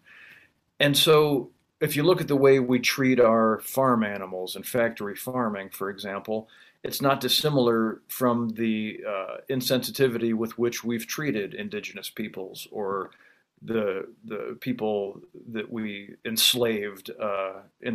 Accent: Illinois, United States; I'm from Illinois, farm country

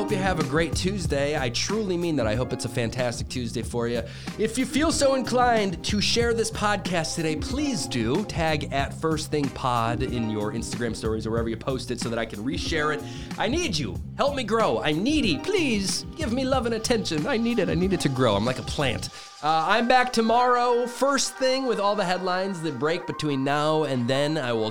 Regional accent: Highland, Indiana, United States; my hometown of Highland, Indiana.

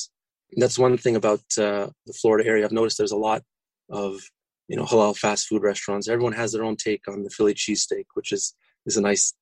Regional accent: Toronto, Ontario, Canada; now in Orlando, United States; I was born and raised in Toronto

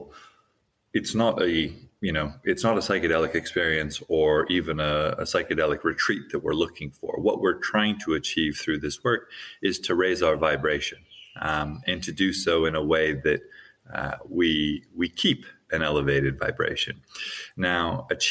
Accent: Hawaii, United States; I grew up in Hawaii.

